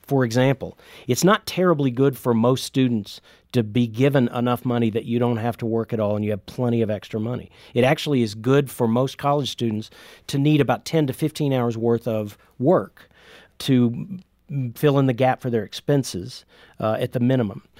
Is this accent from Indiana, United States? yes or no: yes; Indiana, United States; I'm from Indiana